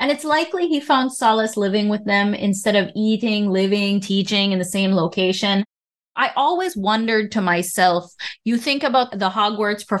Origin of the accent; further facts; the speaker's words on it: Belize; In Belize, we use the word shilling